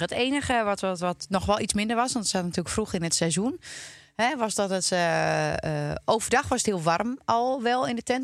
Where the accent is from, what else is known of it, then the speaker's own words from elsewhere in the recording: Twente, Overijssel, Netherlands; now in Loosdrecht, Netherlands; Ik kom uit Twente